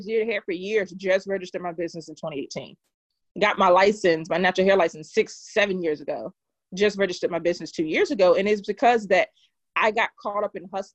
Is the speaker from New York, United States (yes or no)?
no; Durham, North Carolina, United States; I am from Durham, North Carolina, Bull City.